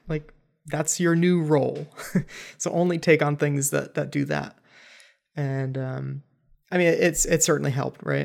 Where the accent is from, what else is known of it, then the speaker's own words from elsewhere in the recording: Cleveland, Ohio, United States; also born or lived in Los Angeles; now in Columbus, United States; I'm from Cleveland area, not from Columbus, but still Ohio